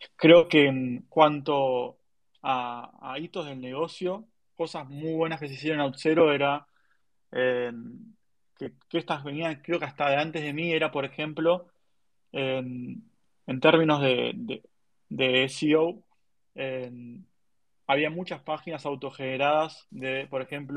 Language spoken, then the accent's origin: Spanish; Argentina; tenía que acostumbrarme a una idiosincrasia americana eh, siendo argentino